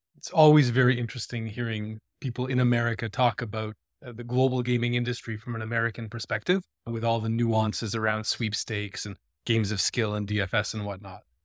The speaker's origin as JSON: {"language": "English", "town": "Toronto", "region": "Ontario", "country": "Canada", "tie": "born or raised there", "also_born_or_lived": "Vancouver, Canada / Stockholm, Sweden", "moved": "as an adult", "lives_now": "Copenhagen, Denmark", "said": "I am a fellow Canadian. I grew up in Toronto"}